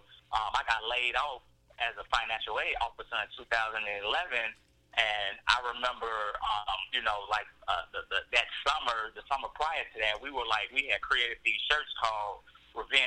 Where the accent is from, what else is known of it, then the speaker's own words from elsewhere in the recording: Mississippi, United States; also born or lived in Wisconsin; now in Chicago, United States; We were born in Chicago. We grew up in Mississippi, and ironically, we moved from Chicago because my grandmother didn't want anything bad to happen, but ironically, we moved back into the same neighborhood that we were born